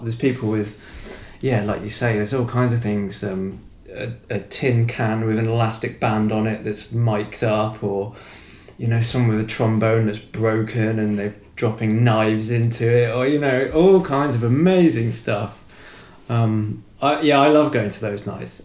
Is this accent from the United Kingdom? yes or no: yes; Shropshire, West Midlands, United Kingdom; where I'm from in Shropshire as well, it's like farming land